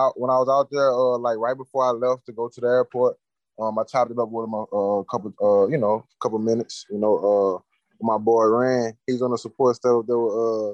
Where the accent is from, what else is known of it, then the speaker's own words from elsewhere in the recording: Louisiana, United States; I grew up in Louisiana